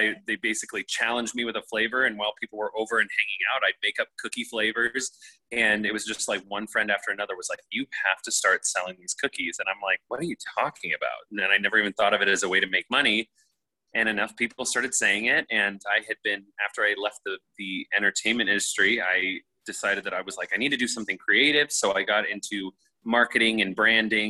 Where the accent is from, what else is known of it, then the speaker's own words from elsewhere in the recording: Nebraska, United States; also born or lived in Los Angeles, United States; now in New York City, United States; I'm from Nebraska.